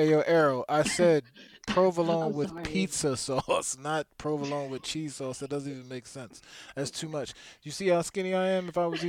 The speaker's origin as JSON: {"language": "English", "country": "United States", "said": "I'm from the Northeast, Philly, Jersey area."}